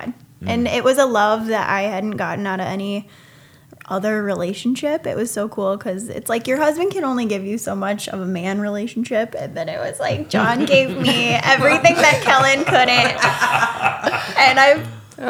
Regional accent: Iowa, United States; growing up in Iowa

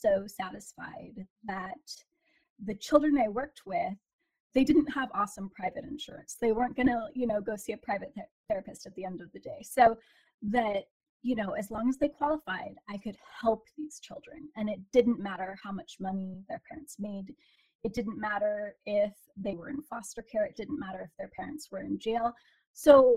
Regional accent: Portland, Oregon, United States; I was born and raised in Portland, Oregon

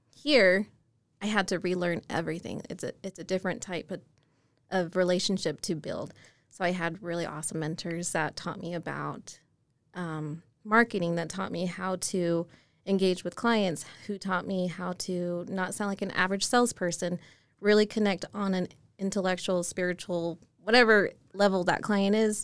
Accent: Murray, Utah, United States; born and raised in Utah. Never went anywhere. Um, Murray was my hometown

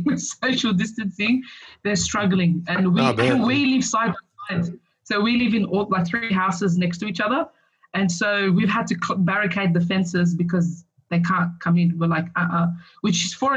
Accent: Sydney, New South Wales, Australia; I grew up in Punchbowl. I went to school in Punchbowl.

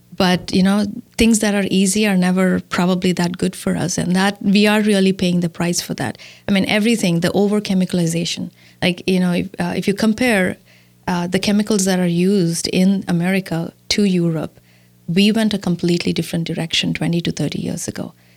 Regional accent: India; moved away as an adult; now in Milwaukee, United States; I was born and raised in India and I came to the U S in two thousand and four

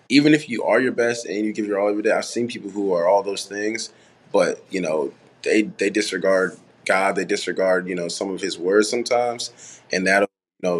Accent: Farmington Hills, Michigan, United States; also born or lived in Haiti; I'm originally from Haiti, but we grew up in Michigan, Farmington Hills, Detroit area

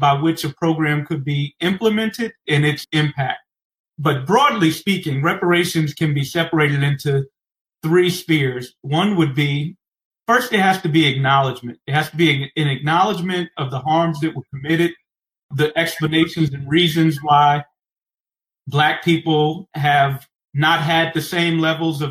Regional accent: New York City, New York, United States; I grew up in Medford-Stuyvesant before it gentrified

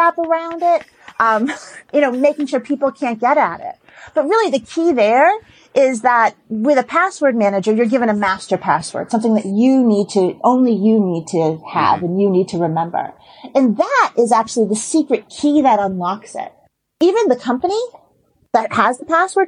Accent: Boston, Massachusetts, United States; I am from Boston

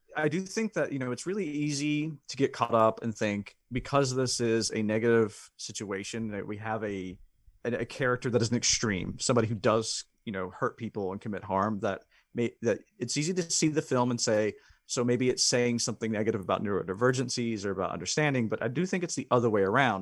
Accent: the South, United States; I grew up in the South

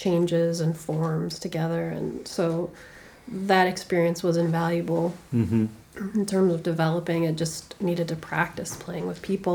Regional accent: Calgary, Alberta, Canada; also born or lived in Toronto; now in New York, United States; I'm from Calgary originally

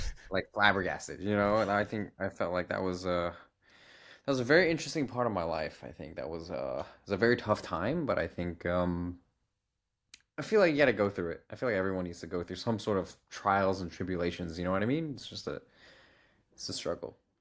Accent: United States; we're from America

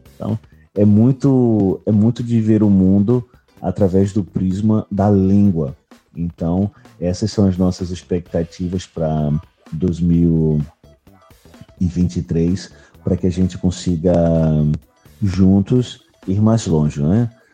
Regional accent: Recife, Pernambuco, Brazil; sou de Recife, Pernambuco, Brasil

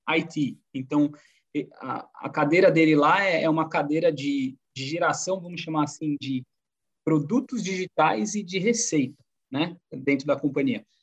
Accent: Jundiaí, São Paulo, Brazil; born there; nasci em Jundiaí

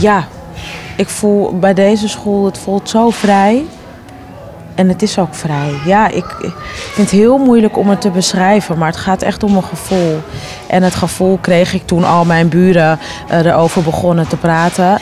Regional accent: Amsterdam, North Holland, Netherlands; ik ben opgegroeid in Amsterdam-Noord.

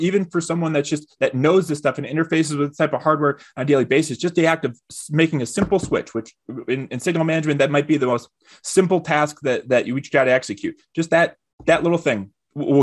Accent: Detroit, Michigan, United States; a guy who's born and raised in Detroit, in the heart of the Motor City

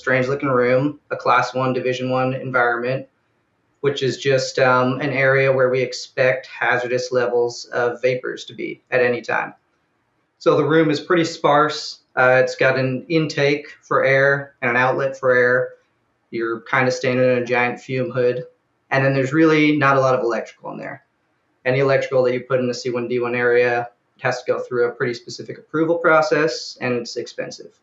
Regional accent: Oregon, United States; moved away as an adult; also born or lived in St. Louis, Missouri; I moved back to Oregon from St. Louis

